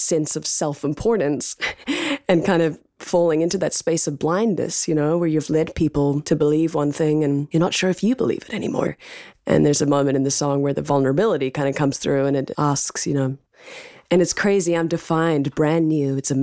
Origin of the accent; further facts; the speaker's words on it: New Zealand; now in United States; as a New Zealander living in America